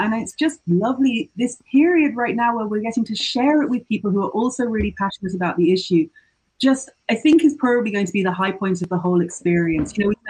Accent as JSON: {"language": "English", "country": "United Kingdom", "moved": "as an adult", "lives_now": "Japan", "said": "I'm a British artist and filmmaker. I also came to Japan 5 years ago."}